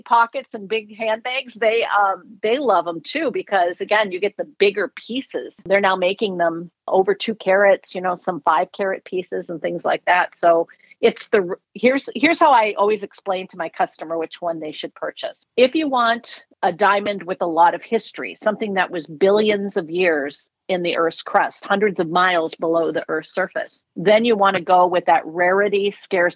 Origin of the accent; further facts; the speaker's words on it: Minnesota, United States; also born or lived in Florida; now in Pennsylvania, United States; I'm from Minnesota.